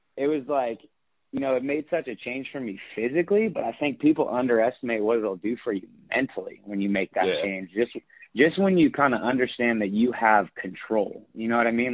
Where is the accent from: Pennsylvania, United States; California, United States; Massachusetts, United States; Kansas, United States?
California, United States; Sacramento; born and raised in Sacramento, California.